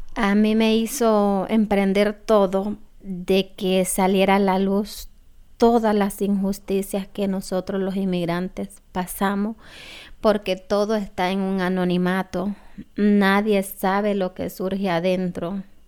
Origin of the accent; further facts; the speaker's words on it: Honduras; moved away as an adult; also born or lived in United States; soy de Honduras